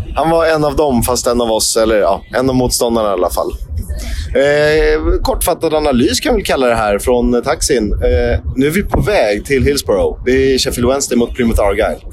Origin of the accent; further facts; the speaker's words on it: Sweden; Jag tänker som svensk